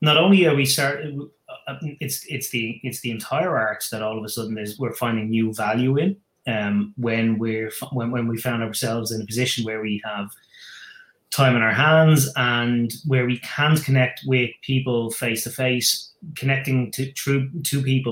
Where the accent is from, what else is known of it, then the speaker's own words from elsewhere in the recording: Ireland; I'm living in Ireland. I'm an Irishman.